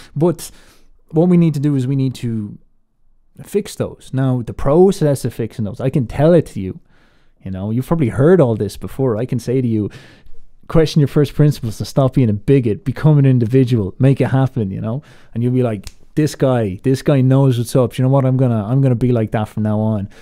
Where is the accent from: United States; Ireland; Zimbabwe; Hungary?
Ireland; I put on this American accent despite the fact that I'm Irish